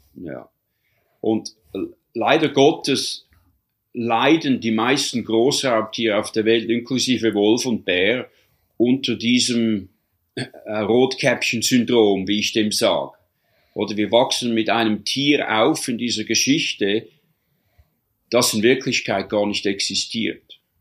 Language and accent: German; Switzerland; moved away as an adult; also born or lived in Canadian Rocky Mountains, Canada; now in Canada; ich bin eigentlich Schweizer, habe Doppel, Doppelbürgerschaft, bin Kanada-Schweizer, lebe seit bald ja, 37 Jahren jetzt hier in Kanada